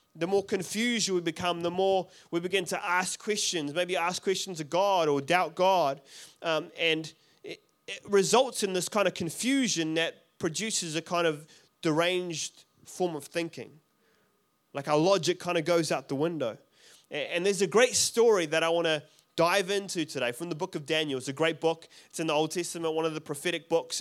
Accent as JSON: {"language": "English", "country": "South Africa", "moved": "yes", "said": "I'm from South Africa originally. I don't have an accent."}